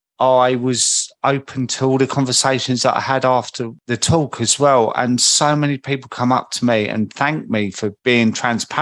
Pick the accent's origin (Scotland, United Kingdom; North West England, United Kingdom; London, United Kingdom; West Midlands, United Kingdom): London, United Kingdom; Croydon; accent: market boy from Croydon; I think my accent is quite recognisable. Like a market boy from Croydon.